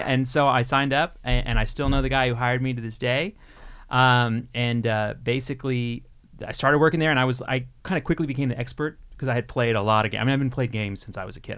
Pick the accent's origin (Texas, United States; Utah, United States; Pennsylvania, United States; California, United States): Texas, United States; now in Minnesota, United States; I'm from Texas originally